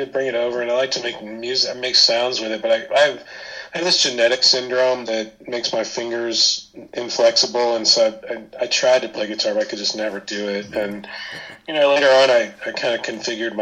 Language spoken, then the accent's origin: English; Indiana, United States; also born or lived in London, United Kingdom; I was a top 40 kid growing up in Indiana